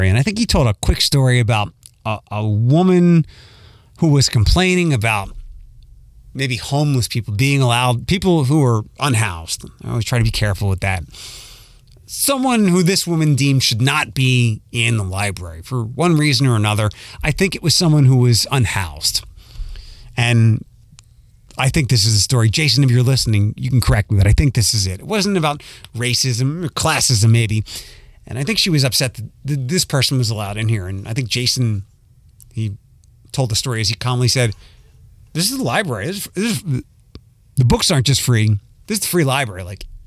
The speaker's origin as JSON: {"language": "English", "town": "Philadelphia", "region": "Pennsylvania", "country": "United States", "moved": "yes", "lives_now": "Toledo, United States", "said": "I'm from Philadelphia"}